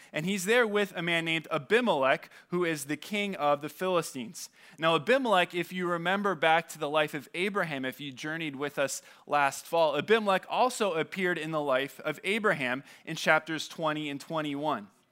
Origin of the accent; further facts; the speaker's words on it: California, United States; moved away; I say I'm from California